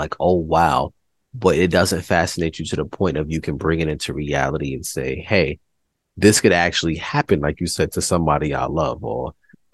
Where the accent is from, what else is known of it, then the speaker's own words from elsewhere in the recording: New York, United States; growing up in New York